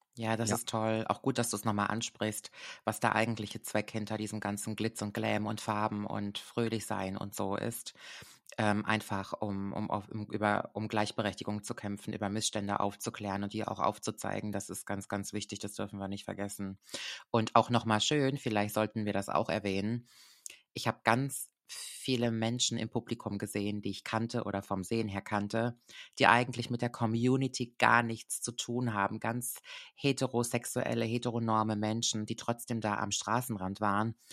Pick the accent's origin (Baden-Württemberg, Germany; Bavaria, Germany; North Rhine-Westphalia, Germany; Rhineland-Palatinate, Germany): Rhineland-Palatinate, Germany; Koblenz; ich liebe ja meine Heimat sehr. Wirklich, ich bin sehr, sehr Koblenz verbunden